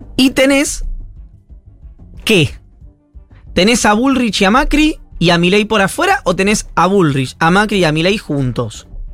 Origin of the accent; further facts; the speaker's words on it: Buenos Aires Province, Argentina; como bonaerense